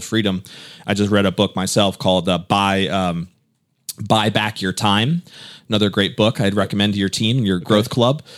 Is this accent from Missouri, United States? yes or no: no; Connecticut, United States; moved away as an adult; now in Tampa, United States; I'm from Connecticut